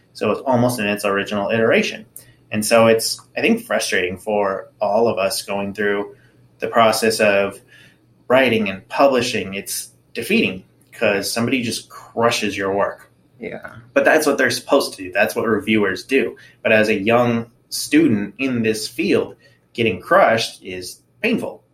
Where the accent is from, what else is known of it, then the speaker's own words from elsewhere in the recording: Anaheim, California, United States; moved away as an adult; also born or lived in Tennessee; growing up in Anaheim, where I did, was a pretty diverse neighborhood.